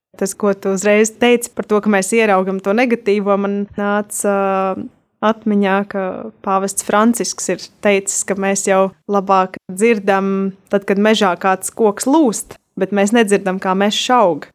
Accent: Bruknas, Bauska Municipality, Latvia; es pati esmu no Brūknas

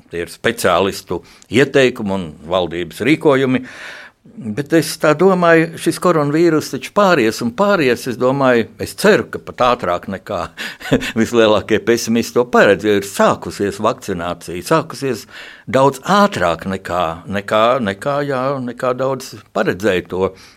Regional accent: Riga, Latvia; es arī esmu dzimis Rīgā

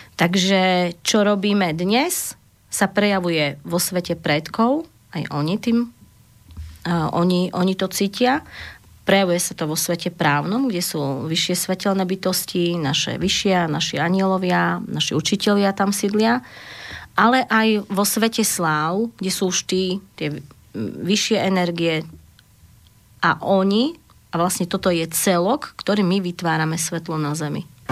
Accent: Zemplín, Slovakia; Ja sama pochádzam zo Zemplína

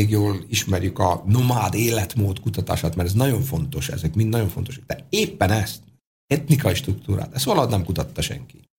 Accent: Hungary; mikor azt mondtuk, hogy mi magyarok vagyunk, még azt akkor ti rokonok vagytok.

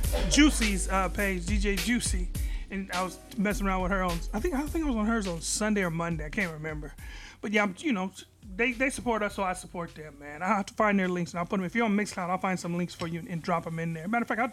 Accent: San Jose, California, United States; Don't ever say I'm from Piedmont. I'm from MP. It's MP Hood on mine.

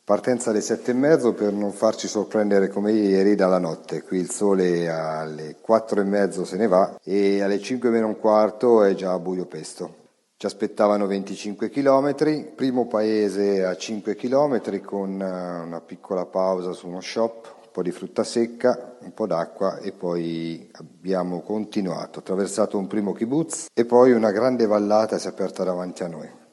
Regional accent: Umbria, Italy; da buon umbro

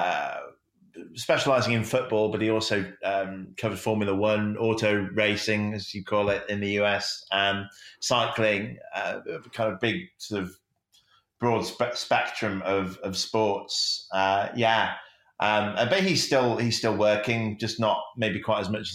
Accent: Sheffield, Yorkshire and the Humber, United Kingdom; also born or lived in south of London; I was actually born just south of London, but I've lived here pretty much my whole life, and grew up in the Peak District

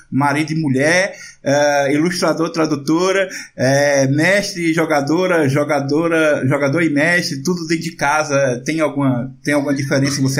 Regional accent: Northeast Region, Brazil; pra gente que é nordestino

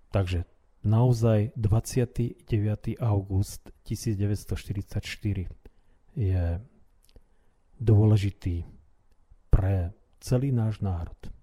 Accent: Slovakia; My sme boli Slováci

